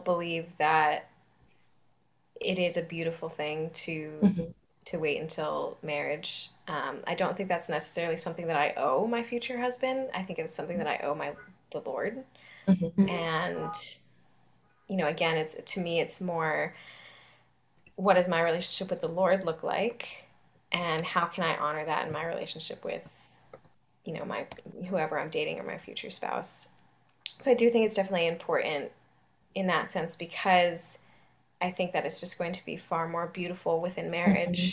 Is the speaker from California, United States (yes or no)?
yes; Southern California, United States; I'm from Southern California